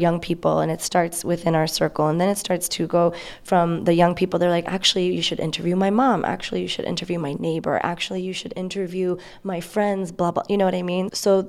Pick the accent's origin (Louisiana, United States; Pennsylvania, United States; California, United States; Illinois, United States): Illinois, United States; Chicago; I grew up in Albany Park. My mom still lives on Ainslie in Springfield.